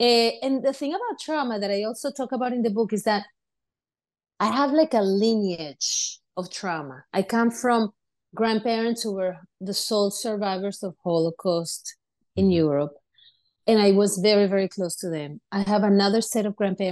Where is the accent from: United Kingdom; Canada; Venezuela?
Venezuela; now in United States; I grew up in Venezuela and I grew up in a community of a lot of immigrants